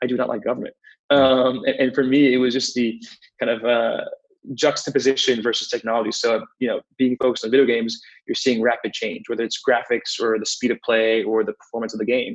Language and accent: English; New York, United States; also born or lived in Manhattan, New York / Queens, New York / Spring Valley, New York / Newburgh, New York; I grew up in New York, most of my life, just different parts of New York